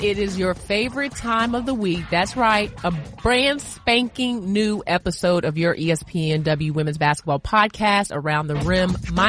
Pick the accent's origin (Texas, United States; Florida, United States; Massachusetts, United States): Massachusetts, United States; Boston; now in Atlanta, United States; I'm originally from Boston, Massachusetts. Okay, I was born there at Brigham and Women's Hospital, and I'm one of 16 children.